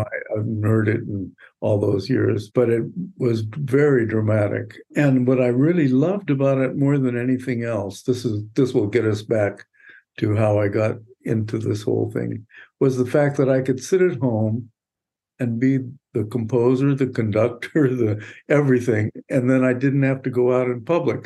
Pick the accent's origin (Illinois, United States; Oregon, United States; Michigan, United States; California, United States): California, United States; Los Angeles; My first, more or less, eight years, seven eight years, were in um, Boyle Heights.